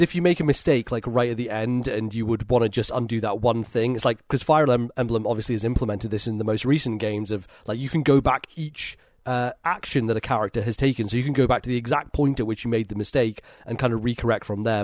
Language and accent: English; Edinburgh, Scotland, United Kingdom; I'm back home in Edinburgh, in my hometown